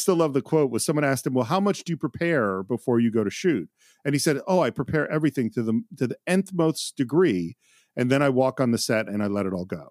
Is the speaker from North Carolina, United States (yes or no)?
no; Bay Area, California, United States; I grew up in the Bay Area, which is the home of the free speech movement